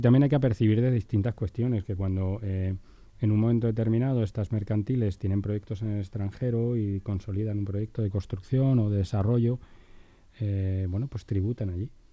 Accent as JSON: {"language": "Spanish", "country": "Spain"}